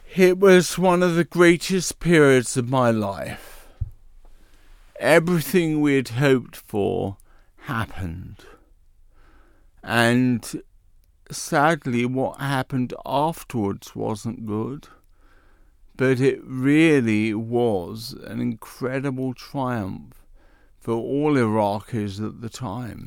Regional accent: London, United Kingdom; accent: Cockney; moved away; also born or lived in Bexley, Kent; I actually was born in the East End of London. Can you tell I'm a Cockney?

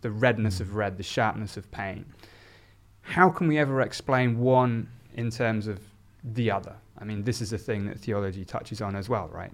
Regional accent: South Oxfordshire, South East England, United Kingdom; I grew up in a, in a very a-religious, um, environment in South Oxfordshire

